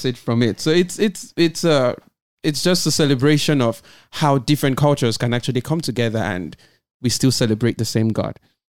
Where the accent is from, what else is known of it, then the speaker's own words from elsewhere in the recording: Nigeria; now in Israel; I'm from Nigeria